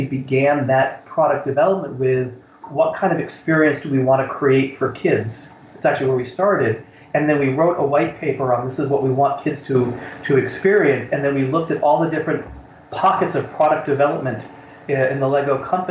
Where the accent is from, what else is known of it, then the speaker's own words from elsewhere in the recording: United States; moved away as an adult; also born or lived in Denmark; as an American